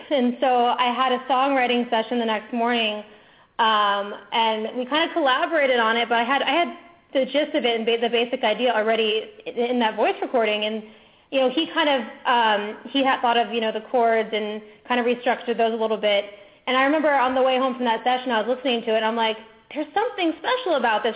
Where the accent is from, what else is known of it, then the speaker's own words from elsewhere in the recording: Orlando, Florida, United States; I'm originally from Orlando, Florida, where I grew up going to Disneyland all the time